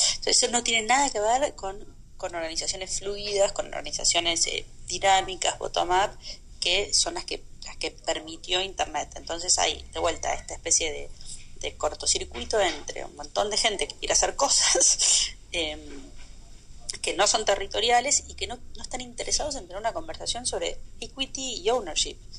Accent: Argentina; moved away as an adult; había nacido en Argentina y vivía en Argentina

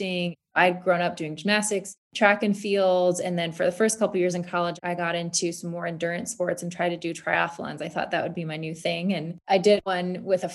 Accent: Michigan, United States; I grew up in Michigan

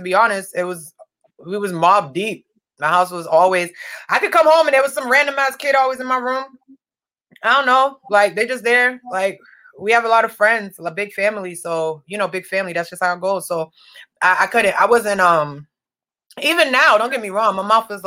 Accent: Milton, Massachusetts, United States; I grew up in Milton

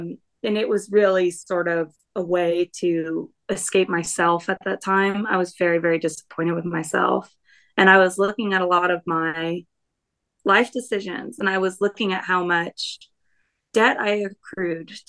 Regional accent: the South, United States; growing up in the South

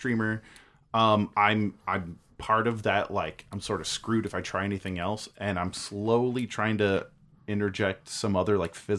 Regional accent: United States; I'm an American.

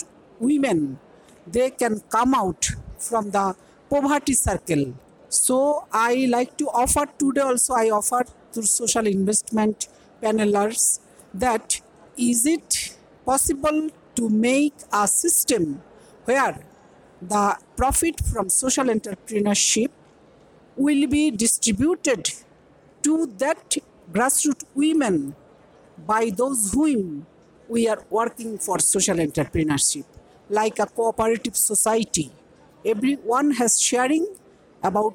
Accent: Bangladesh; I came from Bangladesh

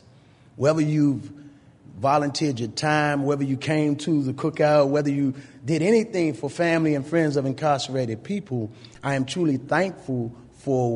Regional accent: Washington, District of Columbia, United States; as a child growing up in D.C., I never actually lived anywhere more than 3 years.

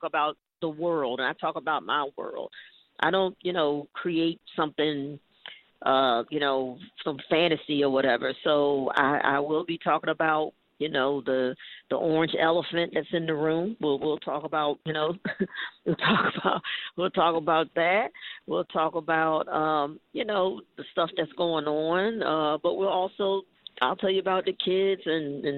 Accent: Maryland, United States; also born or lived in Portsmouth, Virginia; I grew up in the Maryland area.

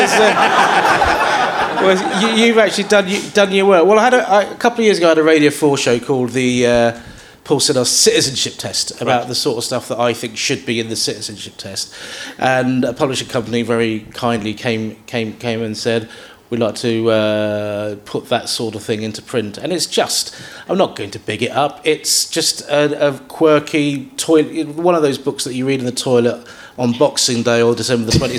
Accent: London, United Kingdom; I'm from South London

